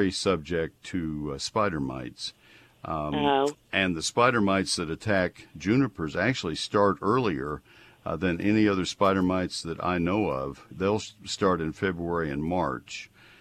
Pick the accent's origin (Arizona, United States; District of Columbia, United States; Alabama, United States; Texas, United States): Texas, United States; College Station; growing up in College Station